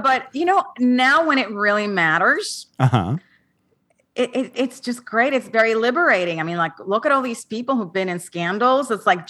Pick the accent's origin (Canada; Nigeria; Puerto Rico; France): Puerto Rico; English is a second language; moved away as an adult; also born or lived in Syracuse; I grew up in Puerto Rico.